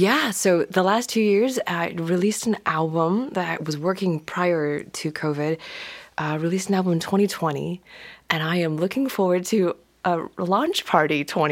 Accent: Hong Kong; also born or lived in New York; now in Los Angeles, United States; So I am originally from Hong Kong. I currently live in LA, near Culver City

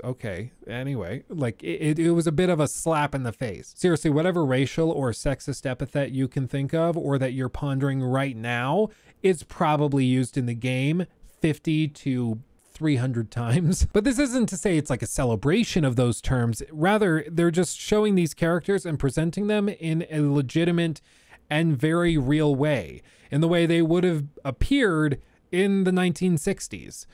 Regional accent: the South, Texas, United States; moved away; I grew up in the South. I spent like half of my childhood in Texas

